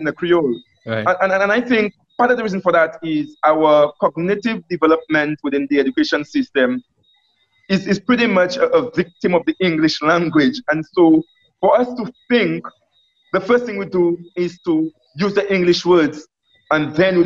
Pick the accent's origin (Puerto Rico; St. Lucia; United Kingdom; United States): St. Lucia; Bellevue; I'm from Bellevue